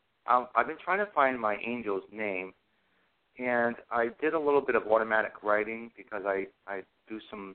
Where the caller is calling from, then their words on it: Massachusetts, United States; I'm calling from Massachusetts.